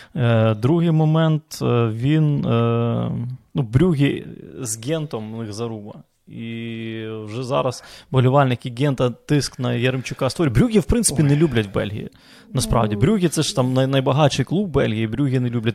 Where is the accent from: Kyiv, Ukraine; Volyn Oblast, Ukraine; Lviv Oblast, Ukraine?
Lviv Oblast, Ukraine; Lviv; moved away; я ж з Західної України зі Львова